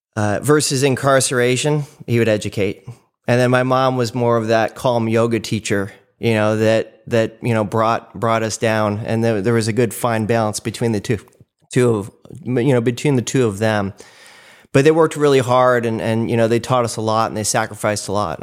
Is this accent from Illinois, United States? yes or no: no; Cleveland, Ohio, United States; moved away; started in Cleveland, Ohio. That's where I was born, so I'm a Midwesterner